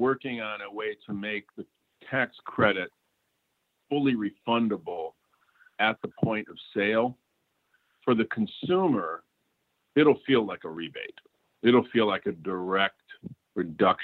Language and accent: English; Flint, Michigan, United States; my hometown of Flint